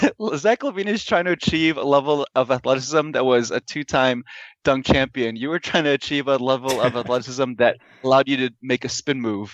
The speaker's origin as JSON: {"language": "English", "town": "Chicago", "region": "Illinois", "country": "United States", "tie": "born or raised there", "said": "I'm in my hometown of Chicago."}